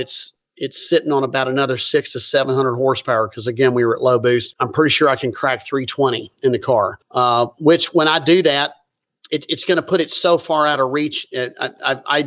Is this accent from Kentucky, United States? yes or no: yes; Lexington, Kentucky, United States; moved away; Where I'm from Lexington, Kentucky